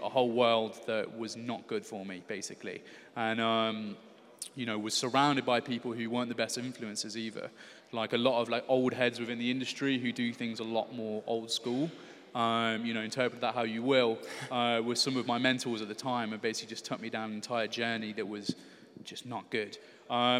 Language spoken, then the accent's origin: English; Stourbridge, West Midlands, United Kingdom; moved away as an adult; also born or lived in London / Huddersfield; I'm actually from Stourbridge, which is just outside of Birmingham